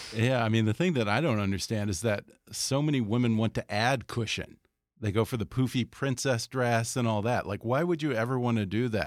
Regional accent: Houston, Texas, United States; now in Los Angeles, United States; I'm from Texas too

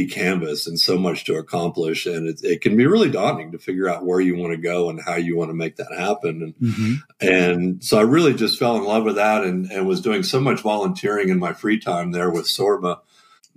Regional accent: Southern California, United States; moved away; also born or lived in Atlanta, Georgia; growing up in SoCal

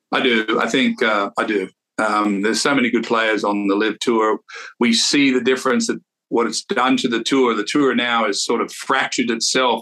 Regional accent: Australia; when I was a young player growing up in Australia, used to take the train for 20 hours down to Sydney

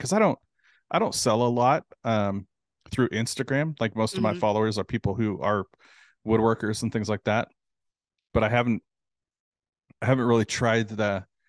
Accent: California, United States; now in Houston, United States; I'm originally from California, from Southern California.

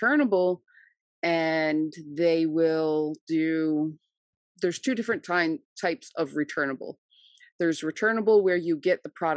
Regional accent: New Jersey, United States; I am from New Jersey

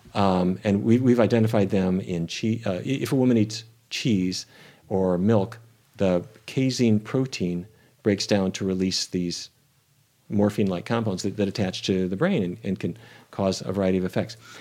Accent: North Dakota, United States; growing up in North Dakota

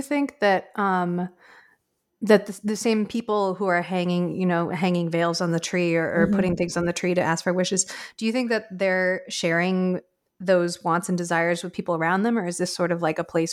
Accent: New England, United States; moved away as an adult; now in United Kingdom; I grew up in New England

